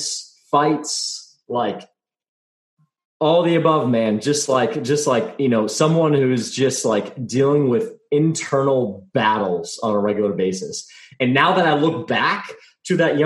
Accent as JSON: {"language": "English", "region": "Texas", "country": "United States", "tie": "born or raised there", "said": "I grew up in Texas"}